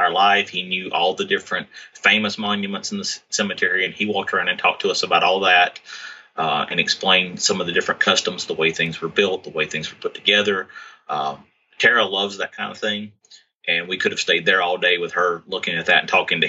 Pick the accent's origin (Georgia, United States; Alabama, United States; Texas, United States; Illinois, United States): Alabama, United States; I was from Alabama